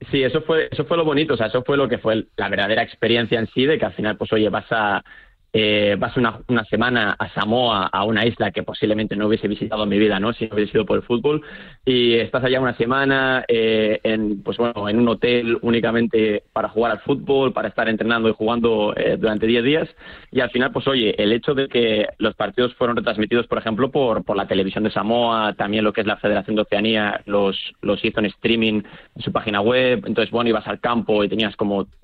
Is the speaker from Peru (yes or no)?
no; Spain; now in New Zealand; Yo salí bastante joven de España. Eh, pues bueno, yo jugaba al fútbol en España a nivel, no sé, pues preferente, tercera división.